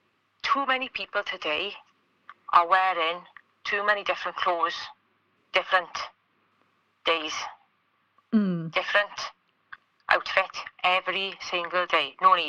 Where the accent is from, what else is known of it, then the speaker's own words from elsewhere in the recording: Wales, United Kingdom; I'm Welsh